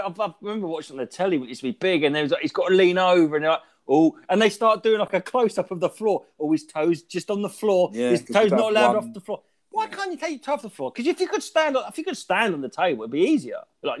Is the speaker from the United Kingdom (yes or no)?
yes; Brandon, East of England, United Kingdom; now in Norwich, United Kingdom; I grew up in Brandon